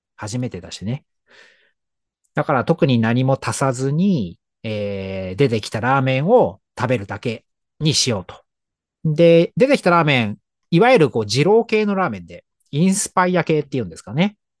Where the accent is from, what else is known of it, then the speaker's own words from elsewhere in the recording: Tokyo, Japan; 東京の高円寺という町が地元で、